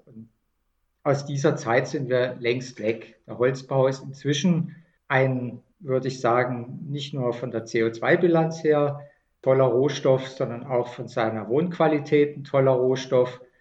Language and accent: German; Baden-Württemberg, Germany; Bei uns in Baden-Württemberg